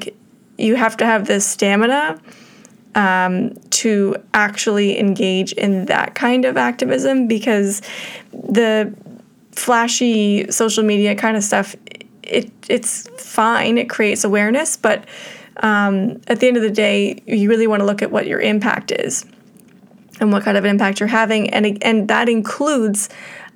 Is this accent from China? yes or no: no; Canada; we were all, as white Canadian settlers, brought up in an environment that is racist towards Indigenous people